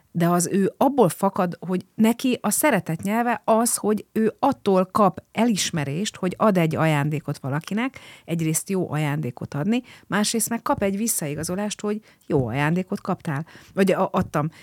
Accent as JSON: {"language": "Hungarian", "region": "Budapest", "country": "Hungary", "tie": "born or raised there", "said": "Én budafoki vagyok"}